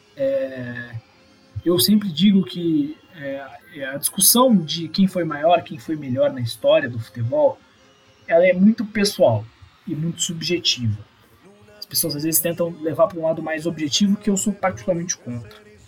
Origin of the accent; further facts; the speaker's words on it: South Region, Brazil; sou do Sul